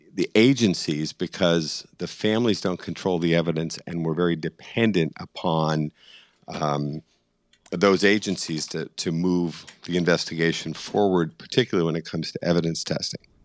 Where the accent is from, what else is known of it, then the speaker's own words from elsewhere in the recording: Boston, Massachusetts, United States; I'm just a stubborn Irishman from Boston